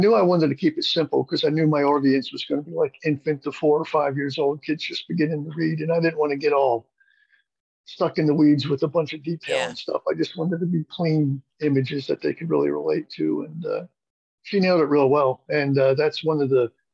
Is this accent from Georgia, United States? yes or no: no; Maryland, United States; I'm from Maryland